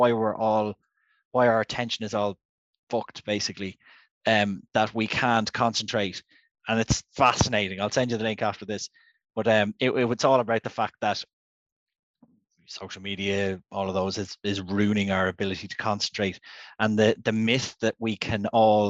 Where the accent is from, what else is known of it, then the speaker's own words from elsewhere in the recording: Ireland; We're healthy Irish gentlemen